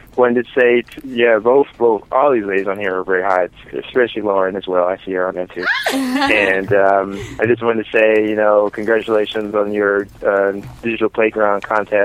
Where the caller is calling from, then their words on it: Illinois, United States; from Illinois.